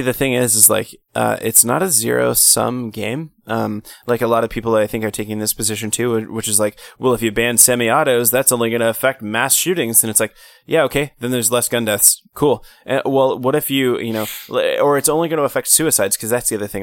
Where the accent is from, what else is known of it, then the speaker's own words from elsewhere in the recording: United States; as an American